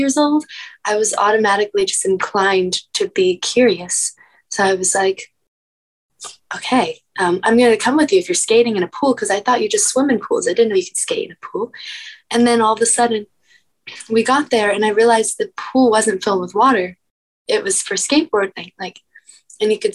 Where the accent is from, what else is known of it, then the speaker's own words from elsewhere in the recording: Encinitas, California, United States; I was born and raised in Encinitas, California.